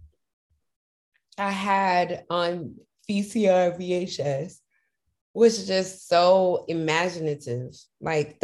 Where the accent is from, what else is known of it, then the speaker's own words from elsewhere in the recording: Memphis, Tennessee, United States; moved away; I loved growing up in Memphis